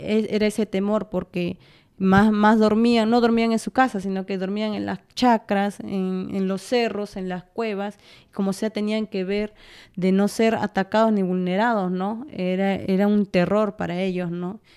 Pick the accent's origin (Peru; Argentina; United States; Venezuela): Peru; also born or lived in Sarhua (parents' origin); yo he nacido aquí en la capital